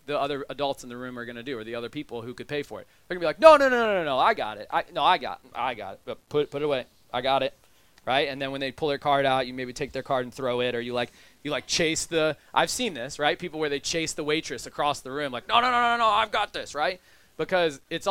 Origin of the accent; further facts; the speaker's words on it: United States; I am a white man who is upper middle class, and I'm American